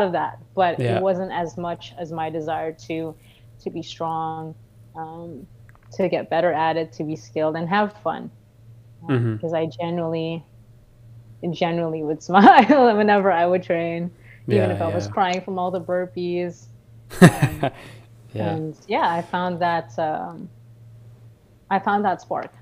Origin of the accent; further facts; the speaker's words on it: Philippines; now in Canada; I was raised in the Philippines for half my life. I came to Canada in 2009